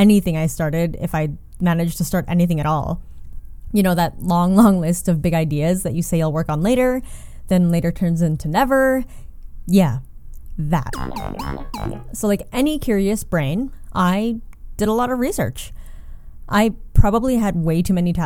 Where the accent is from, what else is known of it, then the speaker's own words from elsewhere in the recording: Canada; a visibly Asian woman who was born and raised in Canada